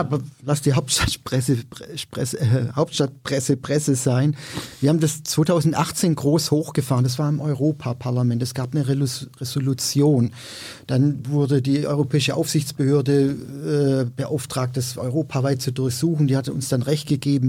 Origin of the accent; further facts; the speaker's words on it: Swabia, Germany; ich bin Schwabe